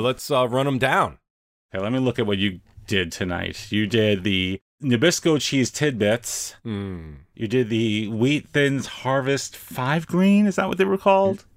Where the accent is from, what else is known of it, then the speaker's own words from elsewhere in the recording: New York City, New York, United States; I'm from New York